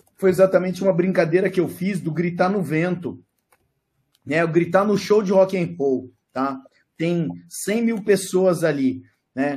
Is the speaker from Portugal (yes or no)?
no; Brazil; nós somos brasileiro